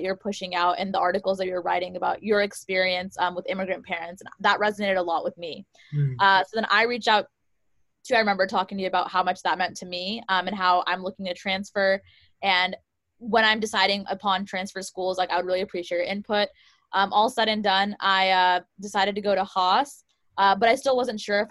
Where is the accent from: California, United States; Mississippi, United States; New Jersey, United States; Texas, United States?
California, United States; Silicon Valley; born and raised in Silicon Valley